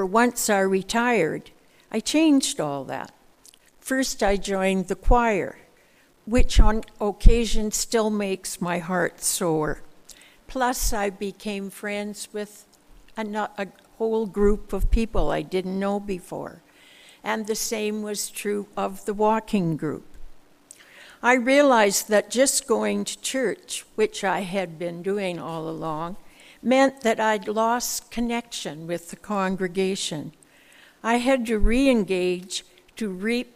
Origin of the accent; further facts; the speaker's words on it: Saskatoon, Saskatchewan, Canada; I was born and raised in Saskatoon